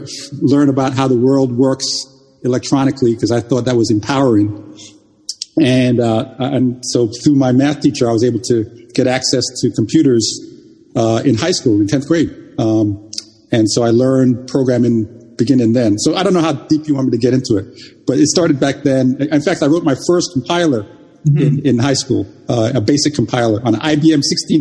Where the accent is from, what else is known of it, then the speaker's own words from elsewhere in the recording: Bronx, New York, United States; also born or lived in Jamaica / England; This is a public school in the Bronx. We immigrated from Jamaica to England and eventually ended up in the Bronx in the 70s.